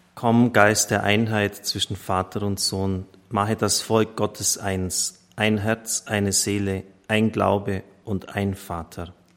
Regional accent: Germany

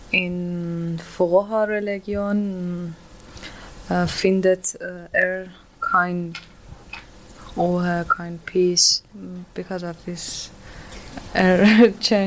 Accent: Iran; German is a second language; moved away as an adult; now in Germany; Uh, ich komme aus dem Iran mit meinem Mann. Äh, und wir sind in Deutschland fast ein Jahr.

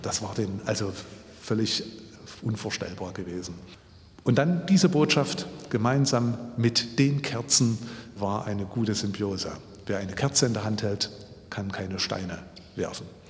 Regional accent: Ore Mountains, Saxony, Germany; moved away as an adult; now in Leipzig, Germany; Ich bin im Erzgebirge groß geworden

